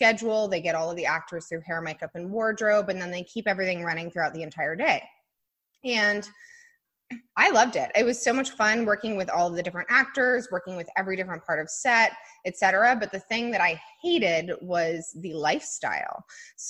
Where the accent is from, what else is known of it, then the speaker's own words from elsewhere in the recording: Colorado, United States; I grew up in Colorado